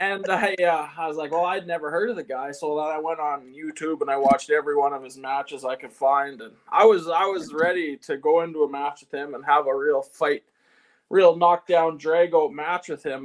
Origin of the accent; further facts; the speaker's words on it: Eston, Saskatchewan, Canada; I'm from Eston, Saskatchewan